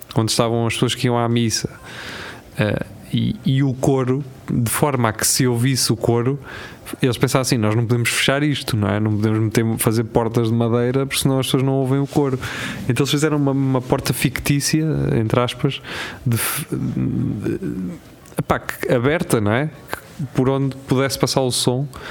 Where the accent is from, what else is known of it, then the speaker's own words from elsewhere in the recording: Lisbon, Portugal; eu, como Lisboeta